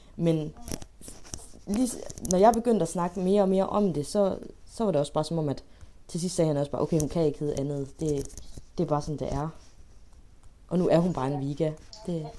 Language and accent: Danish; Denmark; jeg føler mig egentlig så dansk